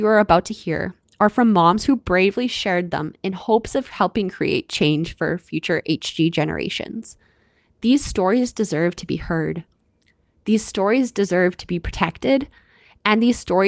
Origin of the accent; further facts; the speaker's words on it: Canada; I'm your Canadian host